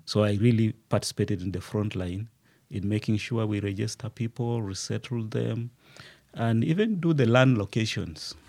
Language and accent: English; Uganda; moved away as an adult; also born or lived in Liberia; now in Rwanda; I grew up in Uganda. I was born in Uganda, studied in Uganda